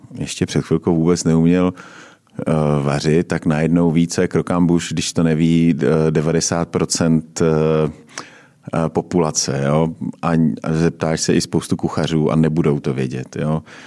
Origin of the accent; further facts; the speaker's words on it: Uherské Hradiště, Zlín Region, Czechia; now in Prague, Czechia; já jsem teda taky z Uherského hradiště